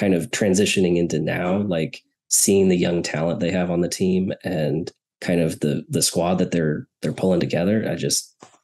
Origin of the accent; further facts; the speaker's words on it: Snohomish, Washington, United States; moved away; I grew up in the Seattle area in a little town called Snohomish